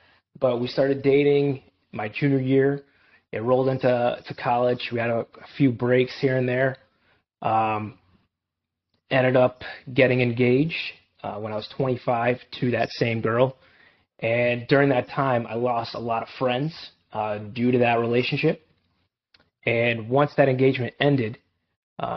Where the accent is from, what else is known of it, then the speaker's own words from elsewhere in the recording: Enfield, Connecticut, United States; I grew up in Edfield, Connecticut, two amazing parents